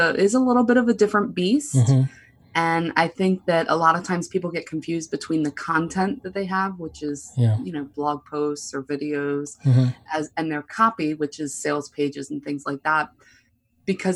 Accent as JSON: {"language": "English", "town": "Baltimore", "region": "Maryland", "country": "United States", "said": "I'm from Baltimore, Maryland"}